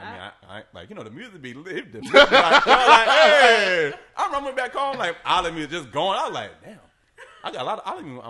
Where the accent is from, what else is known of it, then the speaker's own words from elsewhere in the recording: Jacksonville, Florida, United States; now in Miami, United States; I'm an American. Like, you know what's so crazy? Well, I'm from Jacksonville. And it's not as diverse like as Miami.